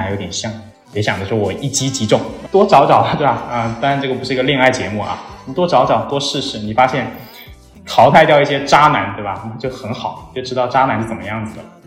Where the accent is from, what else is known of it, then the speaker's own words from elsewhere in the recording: Shenzhen, Guangdong, China; accent: Guangdong accent; moved away as an adult; also born or lived in Beijing; now in Chengdu, China; 我在深圳长大嘛，啊，然后在广州念了四年书，啊，在北京又待了三年的时间吧，接近，然后现在是在成都这边